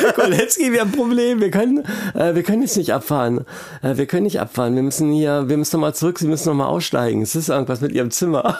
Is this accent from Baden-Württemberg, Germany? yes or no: no; Braunschweig, Lower Saxony, Germany; ich komme aus Braunschweig